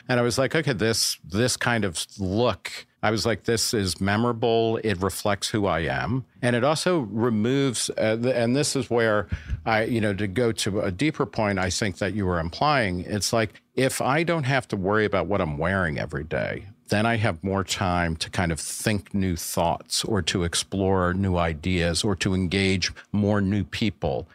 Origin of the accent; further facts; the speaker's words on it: New Jersey, United States; moved away as an adult; also born or lived in Brooklyn, New York / Texas / Ohio / Los Angeles; now in New York, United States; I was born in Brooklyn, grew up mostly in New Jersey